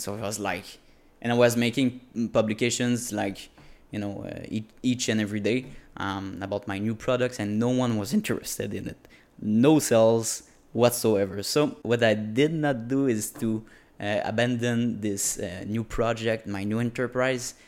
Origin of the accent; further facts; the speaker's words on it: Quebec, Canada; first language French; English is a second language; I'm a French native speaker. Um, obviously in French in Quebec